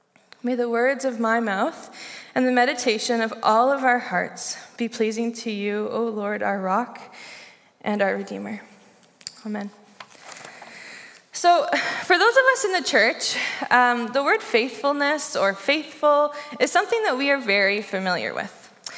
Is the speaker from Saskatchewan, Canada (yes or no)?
yes; Saskatchewan, Canada; now in Victoria, Canada; first moved here from Saskatchewan. The flat, kind of rectangular-shaped province in our country. I moved here from Saskatchewan to begin my master's in educational psychology at UVic.